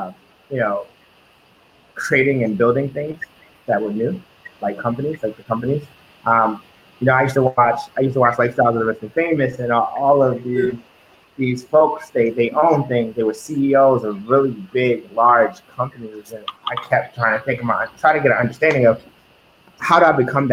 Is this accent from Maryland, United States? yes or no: yes; Baltimore, Maryland, United States; growing up in Baltimore